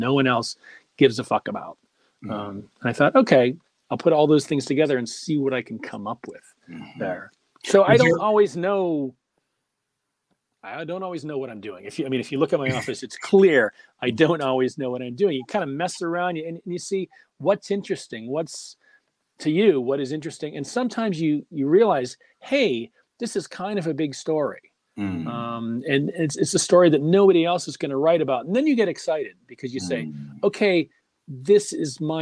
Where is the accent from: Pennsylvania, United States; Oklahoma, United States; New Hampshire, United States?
Pennsylvania, United States; Pittsburgh; Growing up in Pittsburgh